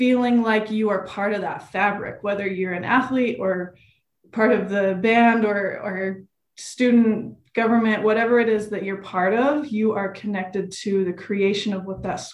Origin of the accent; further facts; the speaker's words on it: West Valley City, Utah, United States; I was from West Valley